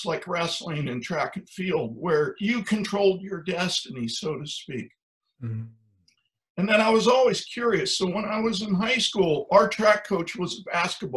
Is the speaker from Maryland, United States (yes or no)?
no; Ohio, United States; I grew up in Ohio on a farm